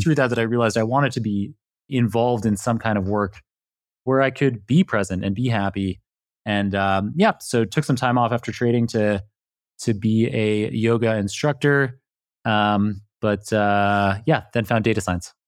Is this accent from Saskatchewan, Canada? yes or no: no; Toronto, Ontario, Canada; moved away; I am Canadian originally, yeah. I was born in downtown Toronto